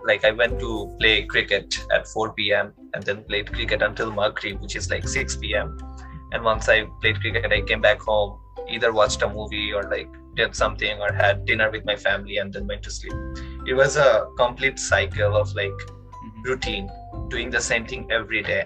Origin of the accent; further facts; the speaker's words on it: Dhaka, Dhaka Division, Bangladesh; moved away as an adult; now in Canada; when I was growing up in Dhaka, I kind of uh, lived a very monotonous life.